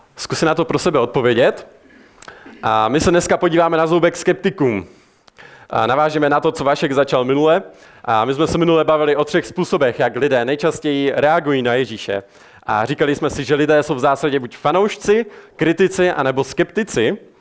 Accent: Czechia; jako Češi jsme známi tím, že jsme národ ateistů

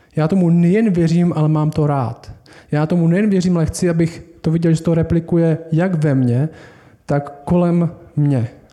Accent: Czechia; My jsme Češi

